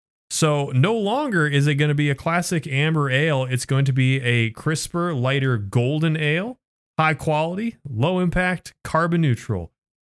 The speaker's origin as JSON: {"language": "English", "region": "Iowa", "country": "United States", "said": "I'm from Iowa."}